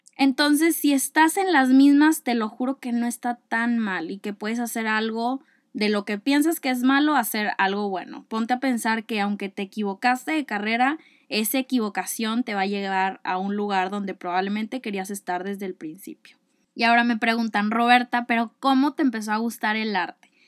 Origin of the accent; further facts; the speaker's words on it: Monterrey, Nuevo León, Mexico; soy de Monterrey, Nuevo León.